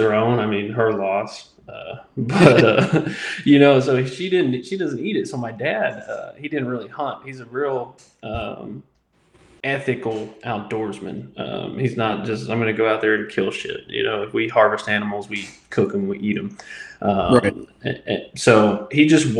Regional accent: Midwest, United States; also born or lived in the South; now in Southern United States; I grew up in the Midwest, and then I've lived in the South ever since then

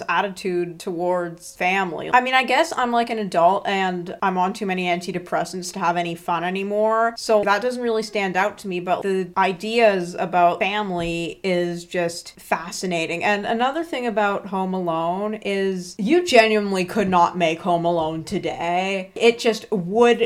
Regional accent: Ottawa, Ontario, Canada; I grew up in Westboro in Ottawa, Ontario.

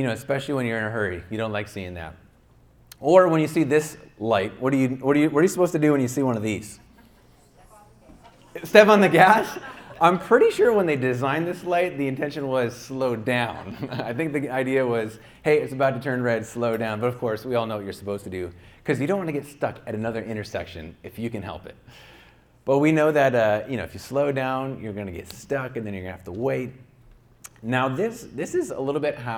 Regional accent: upstate New York, United States; now in Santa Clarita, United States; where I grew up in my hometown in upstate New York

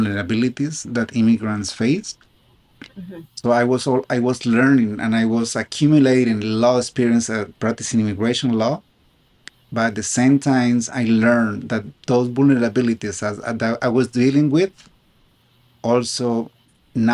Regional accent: Colombia; accent: South American; English is a second language; moved away as an adult; now in United States; I was born in Colombia. I applied to law school in the United States from Colombia

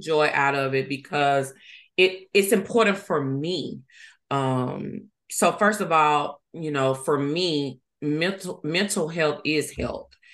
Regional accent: Ruleville, Mississippi, United States; also born or lived in Yazoo City, Mississippi / Hattiesburg, Mississippi; I was born in Yazoo City, Mississippi. Uh, but I was actually raised in Rueville, Mississippi

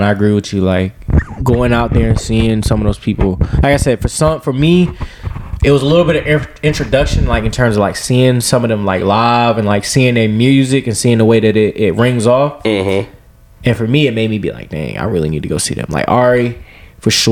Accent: Creedmoor, North Carolina, United States; also born or lived in Greensboro; my hometown

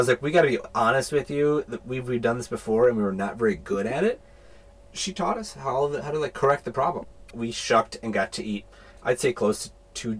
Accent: Midwest, United States; also born or lived in New York; now in Australia; we're from the Midwest, we lived in New York

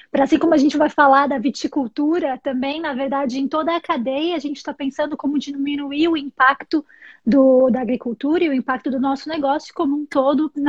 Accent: São Paulo, Brazil; sou brasileira de São Paulo, apaixonada por vinhos.

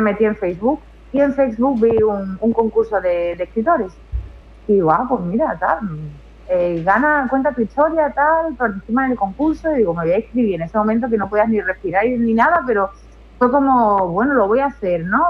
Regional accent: Seville, Andalusia, Spain; moved away as an adult; now in Utrera, Spain; yo soy de Sevilla, me vine a Utrera

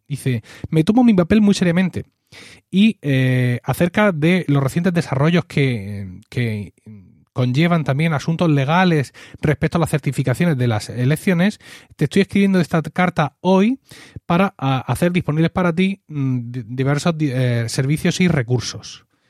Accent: Spain; mí como español

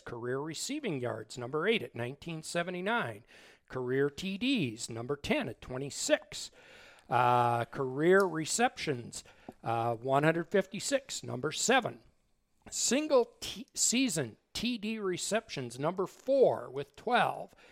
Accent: Zeeland, North Dakota, United States; my hometown of Zealand, North Dakota

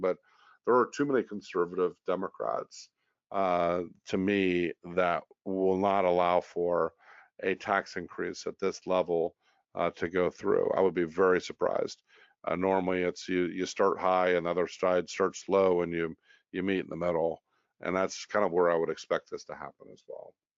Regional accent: United States; as a American

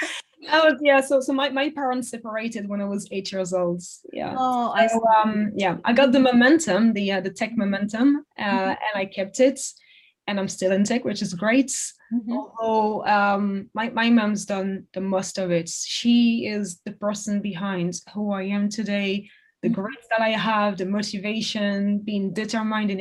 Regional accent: Paris, Île-de-France, France; English is a second language; moved away as an adult; now in London, United Kingdom; I grew up in Paris, in the suburb of Paris, and I studied in Paris.

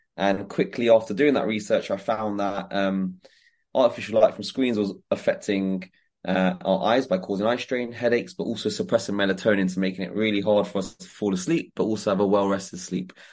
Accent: Croydon, London, United Kingdom; growing up in Croydon gave me the hunger

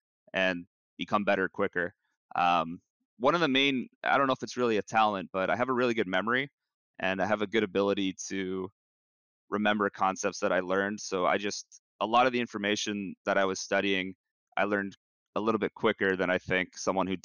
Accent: Canada; as a Canadian

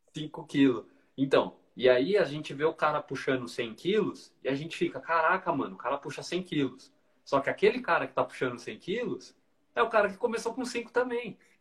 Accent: Brazil; aqui no Brasil

